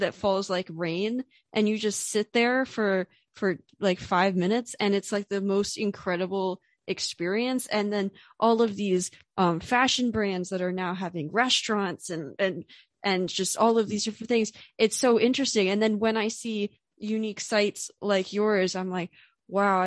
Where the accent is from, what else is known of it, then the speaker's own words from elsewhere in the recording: United States; I am a American web designer